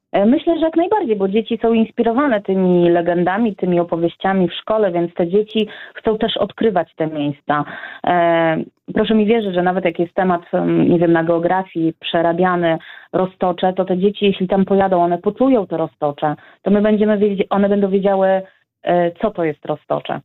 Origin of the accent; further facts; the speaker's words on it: Lublin Voivodeship, Poland; jestem z Lubelszczyzny